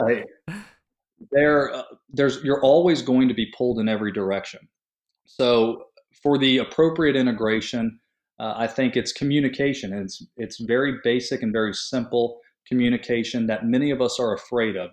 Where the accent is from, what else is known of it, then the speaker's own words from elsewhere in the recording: St. Petersburg, Florida, United States; leaving my hometown of Saint Petersburg, Florida